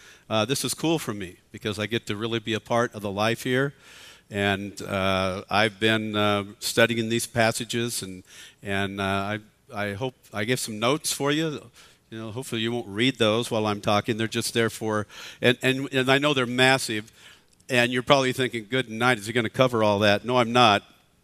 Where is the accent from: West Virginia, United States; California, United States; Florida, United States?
California, United States; Southern; I'm from Southern California